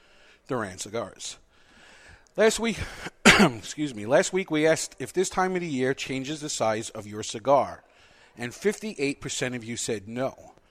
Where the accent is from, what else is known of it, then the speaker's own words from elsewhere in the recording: New York, United States; As a New Yorker